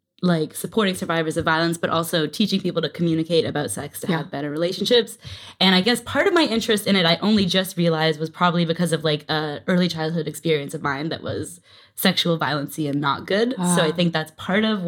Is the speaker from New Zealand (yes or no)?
no; Canada; now in New York, United States; I'm from Canada